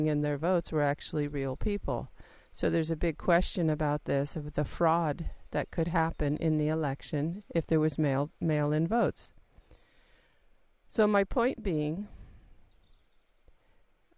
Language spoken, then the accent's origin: English; United States; accent: American; I'm an American, I think everybody knew that from my accent